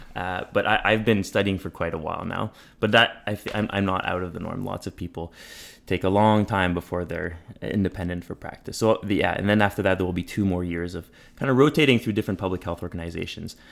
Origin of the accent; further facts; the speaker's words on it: Montreal, Quebec, Canada; moved away as an adult; now in Toronto, Canada; I grew up in Montreal, uh, in a bilingual setting.